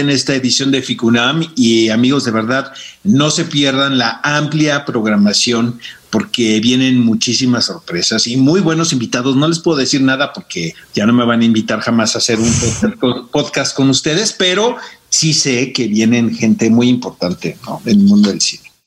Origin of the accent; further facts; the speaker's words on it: Mexico City, Mexico; also born or lived in Tijuana, Baja California; yo nací en Tijuana y cuando llegué muy jovencito a la Ciudad de México siempre he sido sureño